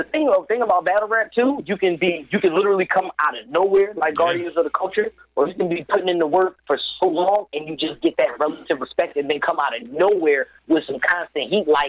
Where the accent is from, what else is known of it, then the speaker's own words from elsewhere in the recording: Philadelphia, Pennsylvania, United States; I'm from Philly, man.